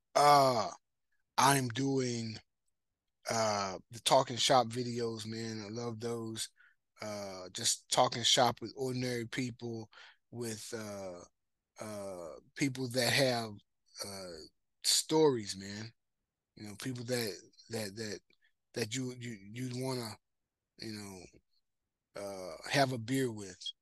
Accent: Marshall, Texas, United States; I grew up in Marshall, Texas

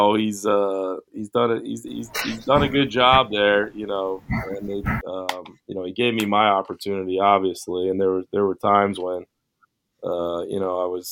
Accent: New Jersey, United States; being a guy from New Jersey

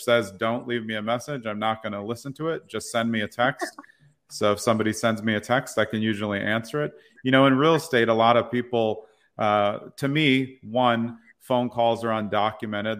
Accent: New York City, New York, United States; moved away; I grew up in Brooklyn Heights, New York. I've lived all around the places

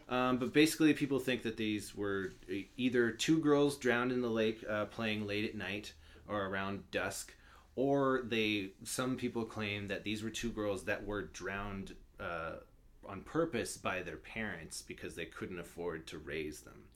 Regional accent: Albuquerque, New Mexico, United States; I'm from Albuquerque, New Mexico

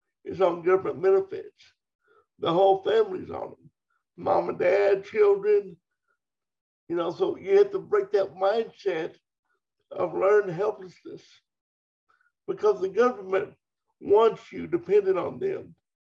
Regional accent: Dover, Oklahoma, United States; growing up in Oklahoma. I grew up on a farm

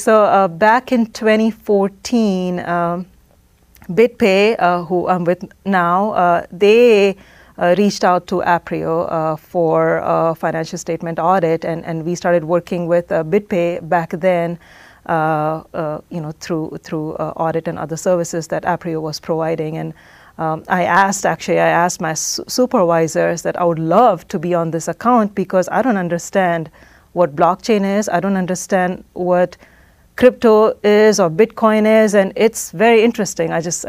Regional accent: Oman; now in United States; So growing up in Oman, minority, to begin with, and my entire life in Oman

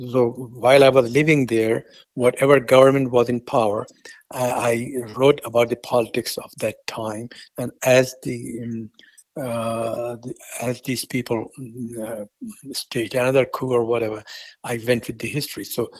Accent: India; born there; also born or lived in Afghanistan; And then I was born in India, and then I happened to go back to Afghanistan, but he sent me back.

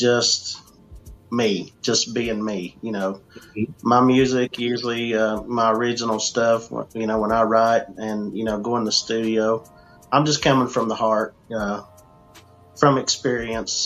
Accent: United States; also born or lived in Mount Clemens, Michigan; I was born in Mount Clemens, Michigan, moved into the Smoky Mountains in the late 70s, and I grew up here as a country boy.

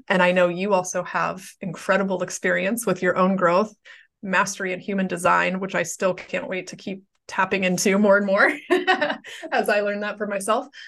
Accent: Pittsburgh, Pennsylvania, United States; my hometown of Pittsburgh

